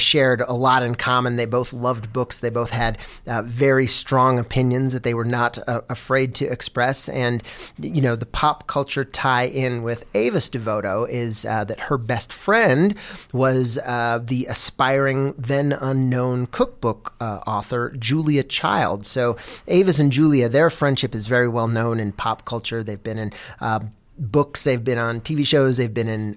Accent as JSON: {"language": "English", "town": "Missoula", "region": "Montana", "country": "United States", "tie": "born or raised there", "moved": "yes", "lives_now": "New York City, United States", "said": "I was born and raised in Missoula, Montana, and now I live in New York City"}